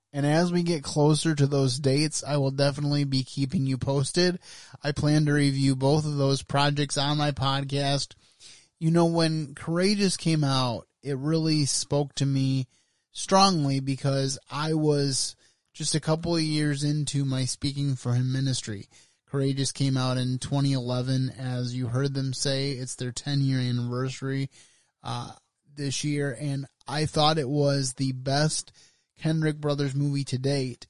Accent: United States

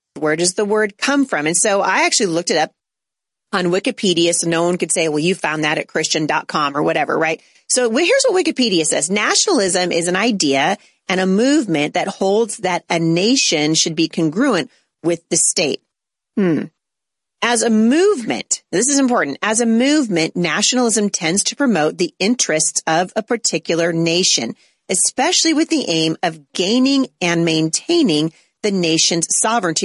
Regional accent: United States; As an American, as a citizen of the United States

